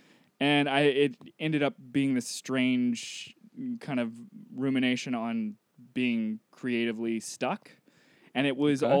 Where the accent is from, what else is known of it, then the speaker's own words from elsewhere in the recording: Little Rock, Arkansas, United States; moved away; also born or lived in Elk Grove Village, Illinois; I grew up in Little Rock, Arkansas